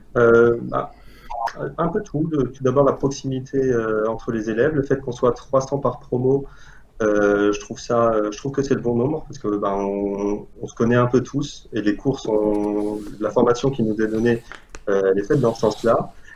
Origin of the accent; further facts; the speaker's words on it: Algeria; moved away as an adult; also born or lived in Paris, France / Lille, France; now in France; je viens d'Algérie. J'ai fait mon lycée là-bas et après le bac, je suis allé en France pour compléter mes études